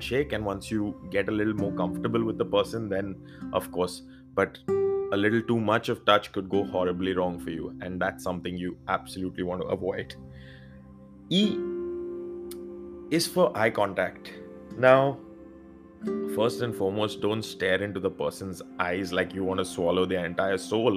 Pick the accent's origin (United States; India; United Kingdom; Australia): India; I being Indian